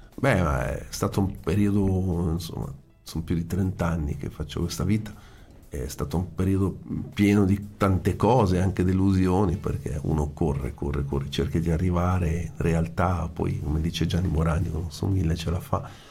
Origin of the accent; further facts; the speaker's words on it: Italian Switzerland, Switzerland; ho anche avuto l'occasione di organizzare eventi dalle mie parti in, eh, nella Svizzera italiana